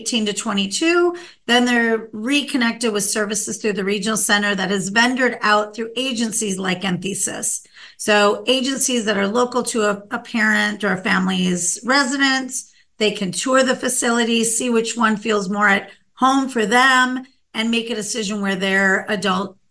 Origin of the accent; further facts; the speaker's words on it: Minnesota, United States; now in California, United States; I grew up in Minnesota, and we had what was called a state hospital in my local town